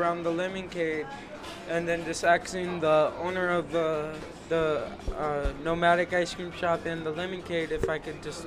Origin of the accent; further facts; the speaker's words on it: Texas, United States; moved away; I'm originally from Texas